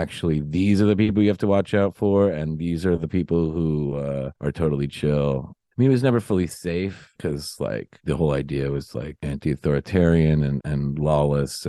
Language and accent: English; New York City, New York, United States; I grew up in Morningside Heights